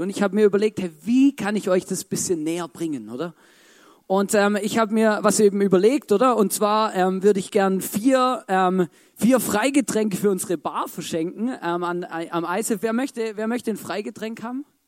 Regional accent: Baden-Württemberg, Germany; als Schwabe

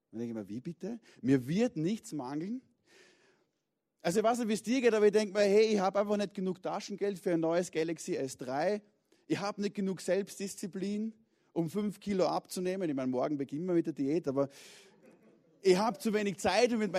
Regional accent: Vienna, Austria; Das passiert als Wiener auf der Südostangenten im Stau doch relativ häufig.

